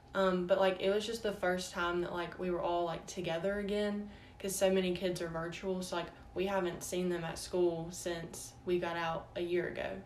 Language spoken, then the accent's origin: English; Starkville, Mississippi, United States; also born or lived in Florence, Mississippi; I was born in Starkville, but when I was four, we moved to Florence, Mississippi. So I actually started kindergarten there um, and went to the two elementary schools there and then after fourth grade, we moved back to Starkville